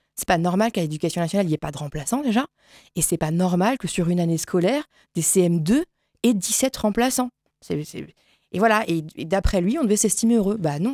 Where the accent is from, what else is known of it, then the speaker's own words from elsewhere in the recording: Saint-Marceau, France; je suis habitante de Saint-Marceau